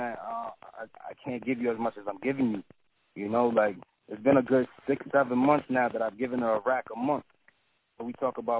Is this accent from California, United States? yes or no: no; Boston, Massachusetts, United States; you know, I'm from Boston, so it's kind of rent, the rent is high.